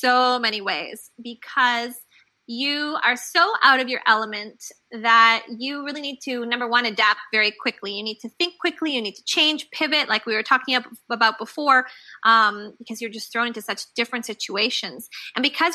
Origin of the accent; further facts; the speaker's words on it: Canada; also born or lived in Guadalajara, Mexico / London / India; now in New York, United States; I'm originally from Canada. And of course, now I live in New York.